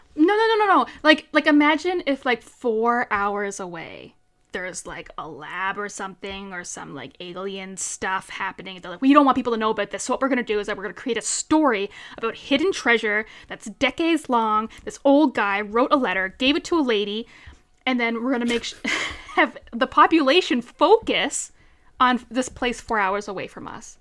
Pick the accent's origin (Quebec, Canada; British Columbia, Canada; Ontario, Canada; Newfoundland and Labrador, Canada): Newfoundland and Labrador, Canada; Central; I'm from Newfoundland